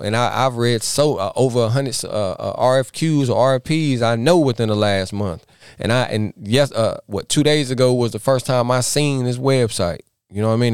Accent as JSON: {"language": "English", "area": "Iredell County, NC", "region": "North Carolina", "country": "United States", "tie": "born or raised there"}